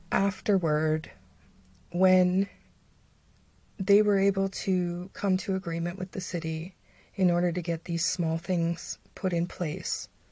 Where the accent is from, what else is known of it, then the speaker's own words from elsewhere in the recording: London, Ontario, Canada; my hometown. The town where I reside. London, Ontario, Canada.